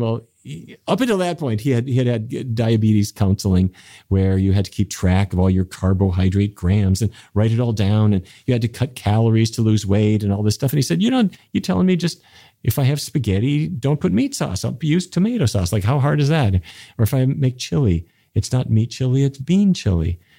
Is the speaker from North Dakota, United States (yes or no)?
yes; Fargo, North Dakota, United States; I grew up in North Dakota, which is near the Canadian border to the town of Fargo